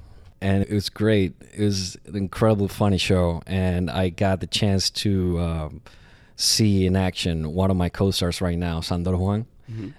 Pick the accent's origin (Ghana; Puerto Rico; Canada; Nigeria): Puerto Rico; born or raised there; now in New York, United States